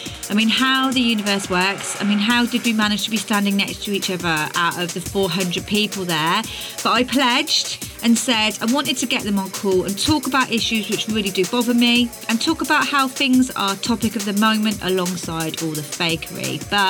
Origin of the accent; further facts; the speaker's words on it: Twyning, South West England, United Kingdom; we used to do the same in Twynning near Tewkesbury where I grew up